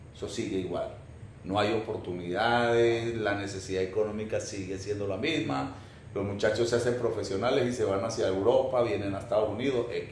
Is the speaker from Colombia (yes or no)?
yes; Génova, Quindío, Colombia; moved away as an adult; also born or lived in Armenia, Colombia / Caracas, Venezuela; yo soy colombiano, nací en Colombia, me crié en Colombia